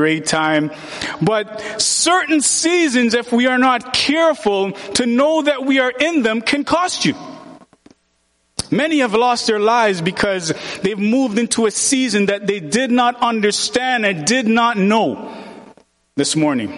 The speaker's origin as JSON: {"language": "English", "country": "Jamaica", "moved": "yes", "said": "I'm from Jamaica."}